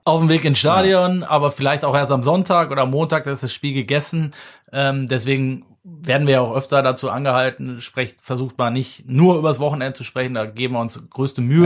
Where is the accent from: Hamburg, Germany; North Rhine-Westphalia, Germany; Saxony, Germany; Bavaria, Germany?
North Rhine-Westphalia, Germany; the Mönchengladbach area; ich komme ja aus der Ecke